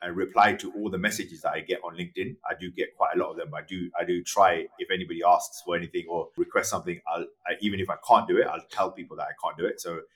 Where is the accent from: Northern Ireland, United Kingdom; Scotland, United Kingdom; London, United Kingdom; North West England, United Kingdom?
London, United Kingdom; moved away; I grew up in London, which was pretty cosmopolitan and pretty diverse.